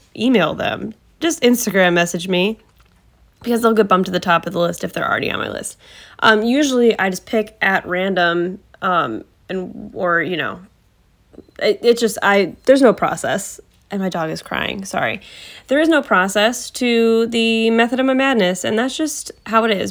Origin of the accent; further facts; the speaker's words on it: Cleveland, Ohio, United States; I've lived in the vicinity of Cleveland my entire life